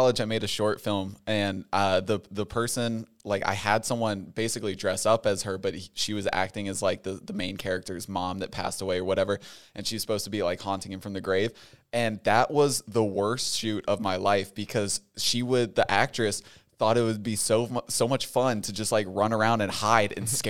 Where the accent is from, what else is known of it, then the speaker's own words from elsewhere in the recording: Australia; I'm Australian.